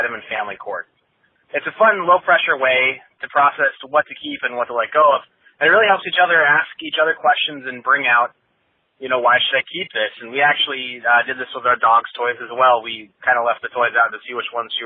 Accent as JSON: {"language": "English", "region": "Montana", "country": "United States", "said": "I'm from Montana"}